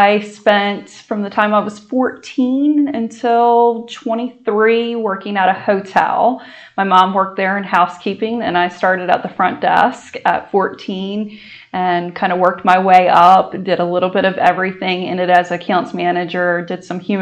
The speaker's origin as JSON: {"language": "English", "area": "Sussex County", "region": "Delaware", "country": "United States", "tie": "born or raised there", "said": "we are certainly Sussex County born and raised"}